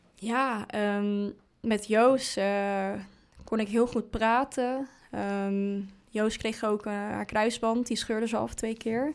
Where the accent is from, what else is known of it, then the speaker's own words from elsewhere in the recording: Hengelo, Overijssel, Netherlands; bij HV Hengelo, dus in, waar ik vandaan kom